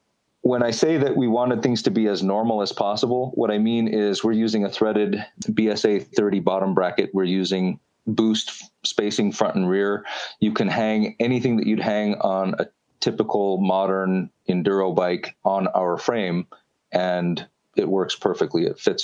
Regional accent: Canada; We're Canadian, so we're going to say kilometer.

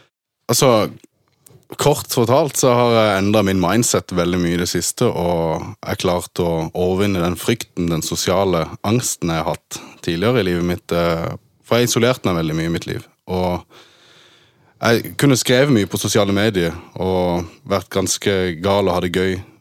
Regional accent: Norway; also born or lived in Germany; vi flytta til Norge i 1998. Da var jeg tre år gammel

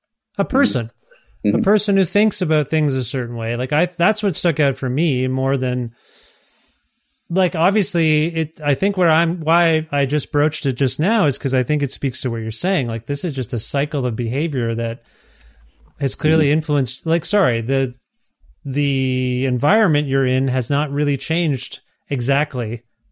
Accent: Canada; as a Canadian

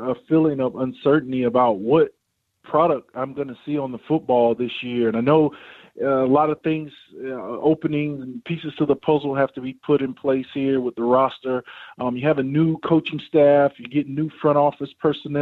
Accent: Florida, United States; moved away as an adult; also born or lived in Bahamas (family origin); now in Charlotte, United States; the Dolphins, who was my hometown team down in Florida

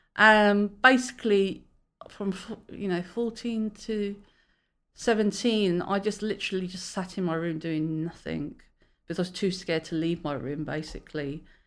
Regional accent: London, United Kingdom; now in Great Yarmouth, United Kingdom; I'm originally a Londoner, but I live in Great Yarmouth

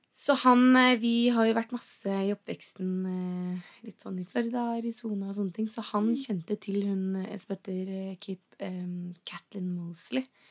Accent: Geilo, Buskerud, Norway; also born or lived in Oslo; når man er født og oppvokst på Geilo

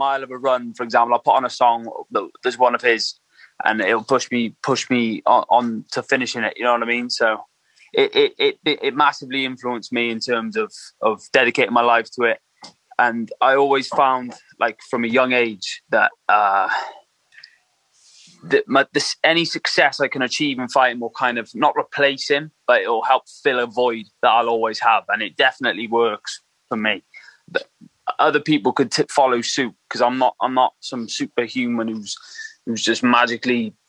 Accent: England, United Kingdom; also born or lived in Merthyr Tydfil, Wales; I was in Merthyr when from a small kid, but then I moved to England

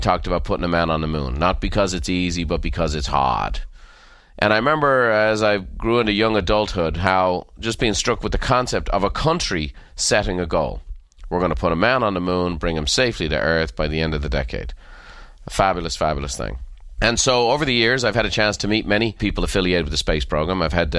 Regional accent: Ireland; As a child growing up in Ireland, I just remember thinking how outlandish it was that people would shoot for the stars

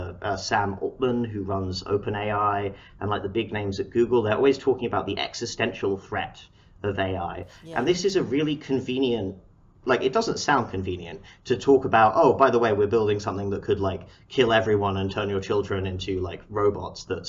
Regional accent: Harrow, London, United Kingdom; moved away as an adult; now in Seattle, United States; I'm from Harrow

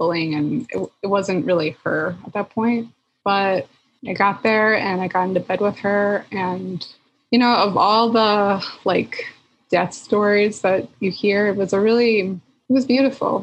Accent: Philadelphia, Pennsylvania, United States; moved away as an adult; also born or lived in Chicago; I'm from Philly

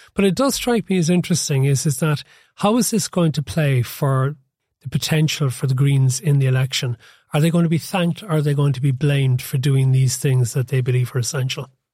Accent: Cork, Munster, Ireland; now in Dublin, Ireland; I had done growing up in Cork

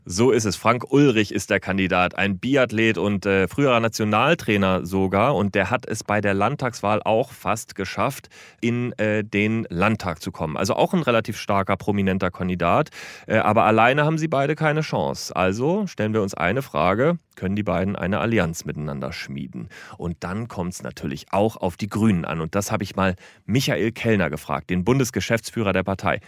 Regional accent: Thuringia, Germany; ich komme ja selber aus Thüringen

